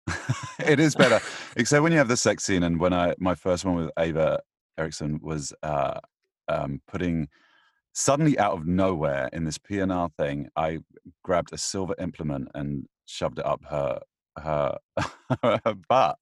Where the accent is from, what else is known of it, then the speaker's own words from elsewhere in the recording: United Kingdom; I'm British